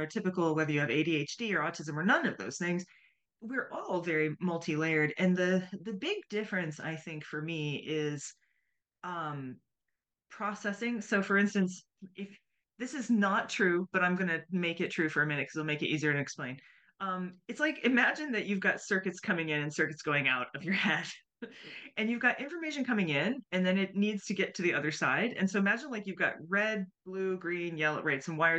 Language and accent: English; United States